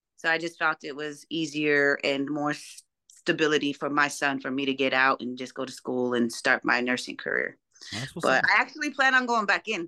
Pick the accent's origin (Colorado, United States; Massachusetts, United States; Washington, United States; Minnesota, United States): Colorado, United States; Denver; From Colorado.